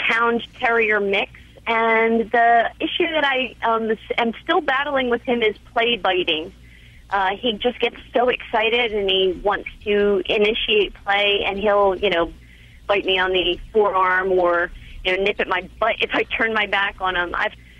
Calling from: Fort Myers, Florida, United States; I'm calling from Fort Myers, Florida.

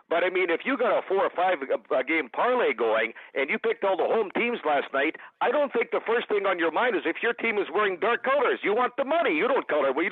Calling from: Saskatoon, Saskatchewan, Canada; I'm listening from Saskatoon today, and I've been listening to you guys for quite some time.

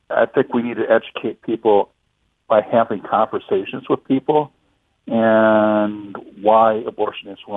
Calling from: Belleville, Illinois, United States; from Belleville, Illinois.

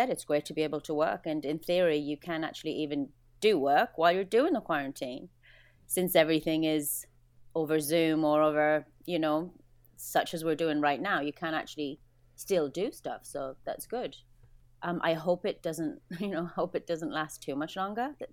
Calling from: Vancouver, British Columbia, Canada; I am in Vancouver on the 47th floor of an apartment in quarantine, day seven.

